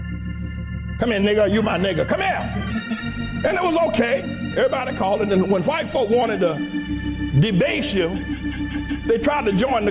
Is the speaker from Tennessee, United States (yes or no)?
no; North Carolina, United States; years ago, when I was growing up in North Carolina